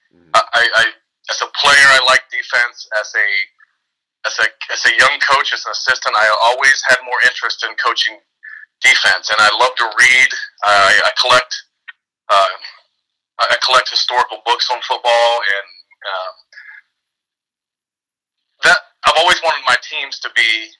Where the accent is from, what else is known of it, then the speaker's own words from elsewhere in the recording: United States; moved away; I'm from Marion County originally